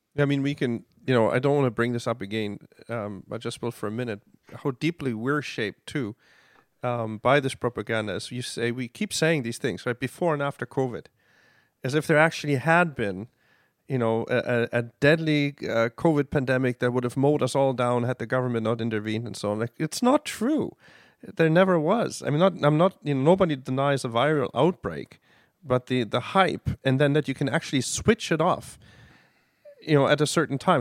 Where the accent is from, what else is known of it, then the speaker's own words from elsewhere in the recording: Germany; now in Canada; growing up in Germany